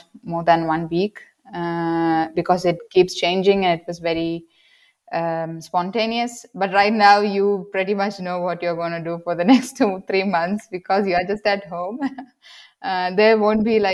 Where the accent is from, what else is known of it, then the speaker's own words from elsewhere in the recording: South India, India; moved away as an adult; now in Germany; my hometown